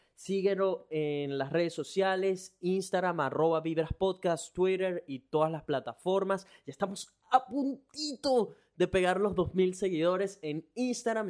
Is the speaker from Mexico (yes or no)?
no; Venezuela; moved away as an adult; now in Brisbane, Australia; soy un latino, venezolano. Tengo ya tres años viviendo en Brisbane, Australia